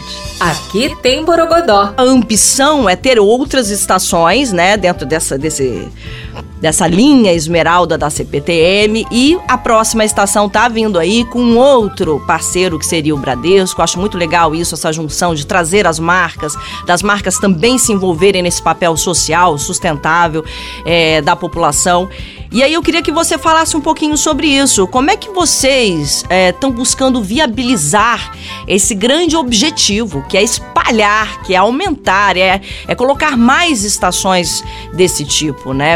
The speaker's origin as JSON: {"language": "Portuguese", "country": "Brazil", "said": "a gente, enquanto brasileiros"}